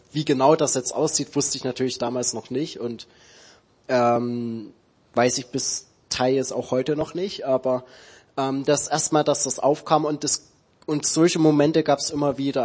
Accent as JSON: {"language": "German", "town": "Dresden", "region": "Saxony", "country": "Germany", "moved": "yes", "said": "ich komme aus Dresden ursprünglich, also in Sachsen"}